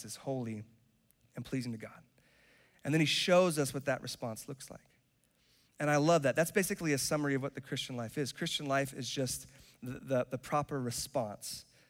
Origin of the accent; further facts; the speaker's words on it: Charlotte, North Carolina, United States; also born or lived in Cary, North Carolina; And I was raised in Charlotte. I am North Carolinian, like born and raised